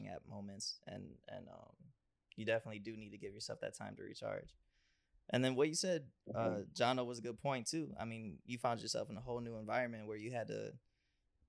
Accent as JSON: {"language": "English", "town": "Cleveland", "region": "Ohio", "country": "United States", "tie": "born or raised there", "said": "Growing up in Cleveland, you see a lot of violence and a lot of just negative things"}